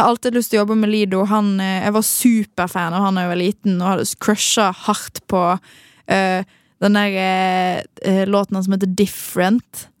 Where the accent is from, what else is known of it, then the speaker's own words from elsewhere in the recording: Western Norway, Norway; Som en ekte vestlending